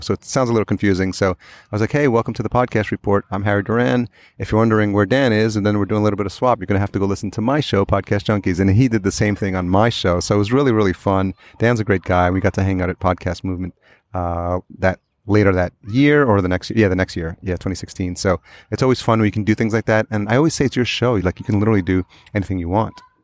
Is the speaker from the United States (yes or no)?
no; El Salvador; we're both from El Salvador